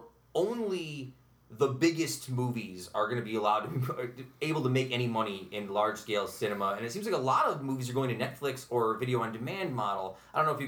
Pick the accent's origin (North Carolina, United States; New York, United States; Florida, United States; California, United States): New York, United States; Utica; I grew up in South Utica